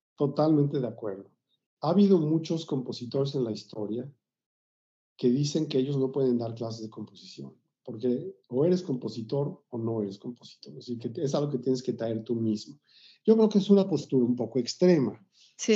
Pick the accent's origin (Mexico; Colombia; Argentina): Mexico; Mexico City; yo nací en la Ciudad de México en, en los 50, en 1956. Nací en el seno de una familia de origen judío. Y inicialmente crecí en la colonia Narvarte, luego en la colonia del Valle